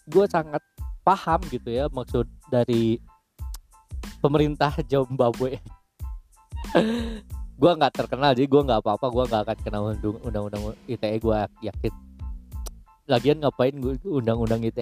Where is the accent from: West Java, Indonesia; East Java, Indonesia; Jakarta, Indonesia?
West Java, Indonesia; West Bandung Regency; dari daerah gua Kabupaten Bandung Barat pengen dibangun seperti daerah utara gitu